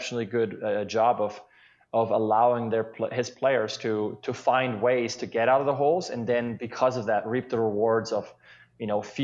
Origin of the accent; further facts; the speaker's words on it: Switzerland; now in Seattle, United States; growing up in Switzerland